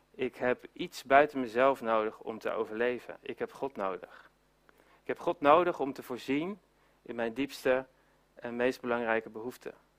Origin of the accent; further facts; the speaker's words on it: Netherlands; we zijn als, eh, als Nederlanders